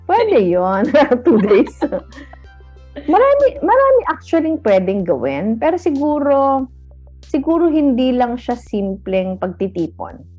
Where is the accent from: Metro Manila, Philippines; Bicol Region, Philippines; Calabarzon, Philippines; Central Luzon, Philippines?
Bicol Region, Philippines; Naga; umuwi ako sa Naga last week.